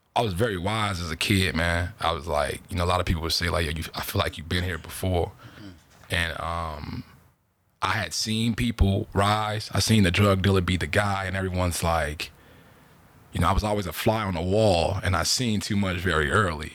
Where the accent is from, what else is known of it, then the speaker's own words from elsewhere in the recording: Chicago, Illinois, United States; moved away as an adult; also born or lived in Mississippi / Beaver Dam, Wisconsin; now in California, United States; I'm from Chicago. Uh, moved here exactly February fifth, two thousand fourteen